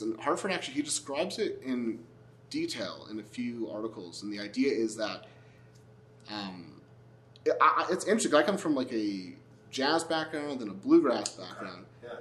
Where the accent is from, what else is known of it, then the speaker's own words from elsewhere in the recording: Montreal, Quebec, Canada; I grew up in Montreal, which has this big jazz fest